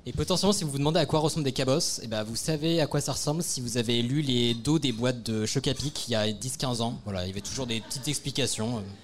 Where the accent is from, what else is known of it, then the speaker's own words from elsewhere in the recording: Morocco; je suis marocain, je suis marocain